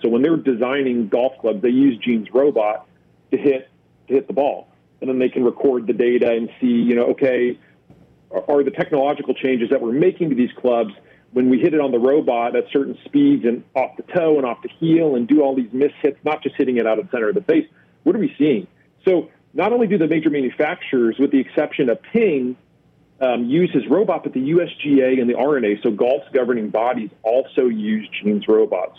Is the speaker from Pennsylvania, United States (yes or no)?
no; Dallas Fort Worth area, Texas, United States; I'm from the Dallas Fort Worth area